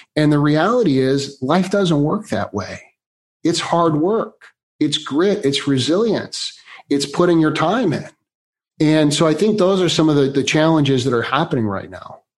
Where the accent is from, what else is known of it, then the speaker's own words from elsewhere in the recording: Chicago, Illinois, United States; now in California, United States; Born and raised in Chicago, been in here in California for about the last 25 years.